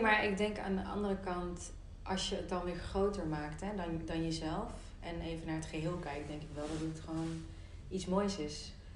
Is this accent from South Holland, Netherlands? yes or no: no; North Brabant, Netherlands; als mede-Brabander